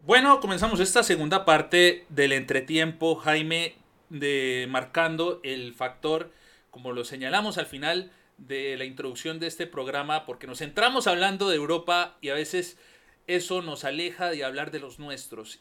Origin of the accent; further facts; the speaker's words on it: Panama; haber dicho que soy de Panamá